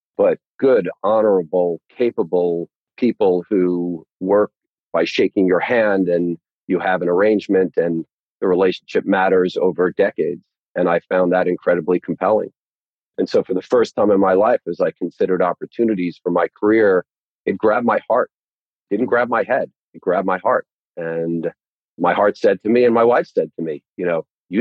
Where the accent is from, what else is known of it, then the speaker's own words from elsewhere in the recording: New York, United States; also born or lived in Long Island; I grew up in New York. I spent my whole life there